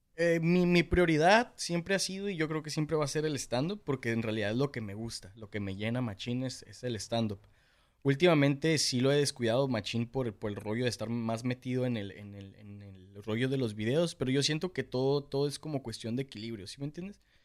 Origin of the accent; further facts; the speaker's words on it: Tijuana, Baja California, Mexico; aquí en Tijuana todos somos